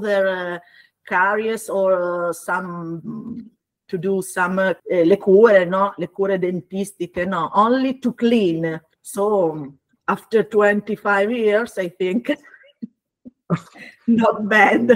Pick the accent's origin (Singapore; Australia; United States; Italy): Italy; Bologna, Emilia-Romagna; English is a second language; moved away as an adult; now in Finocchito, Italy; I was born and grew up in Bologna